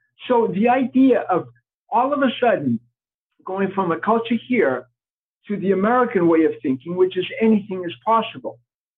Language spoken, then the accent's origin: English; Portugal; born there; Obviously, my first name cannot be Peter if I was born in Portugal.